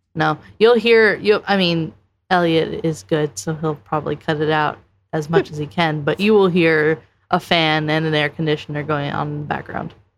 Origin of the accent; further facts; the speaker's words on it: East Coast, United States; I come from the East Coast where you say you guys